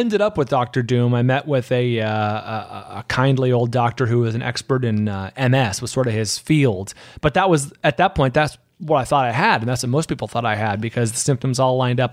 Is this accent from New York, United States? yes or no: no; San Francisco Bay Area, California, United States; moved away as an adult; now in Los Angeles, United States; I'm from the Bay Area, San Francisco Bay Area